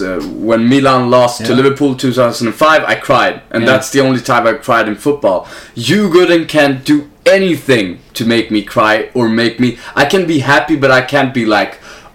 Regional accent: Huddinge, Stockholm County, Sweden; I'm from Huddinge

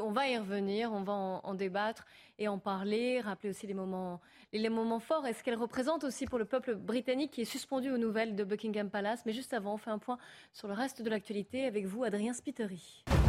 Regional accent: France; on est français

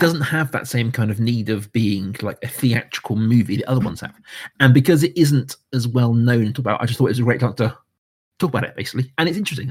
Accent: United Kingdom; I am a Brit

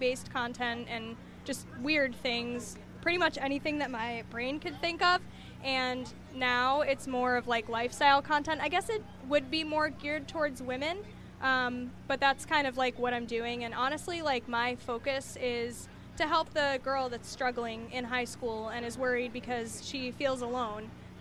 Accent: Wappingers Falls, New York, United States; I grew up down in Wappingers

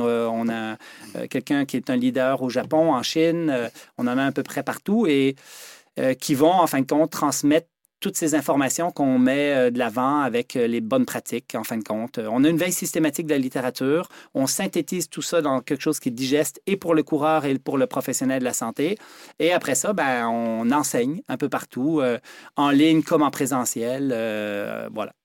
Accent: Quebec, Canada; born or raised there; also born or lived in Switzerland

